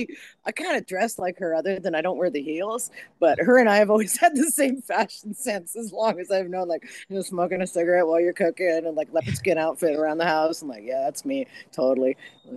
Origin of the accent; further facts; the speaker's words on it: Canada; mean, I am officially from Canada, so.